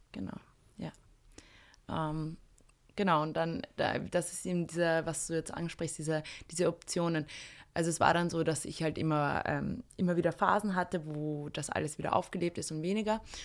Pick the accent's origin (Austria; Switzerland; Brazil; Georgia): Austria; ich bin in einem kleinen Dorf aufgewachsen, zwar in der Nähe von Wien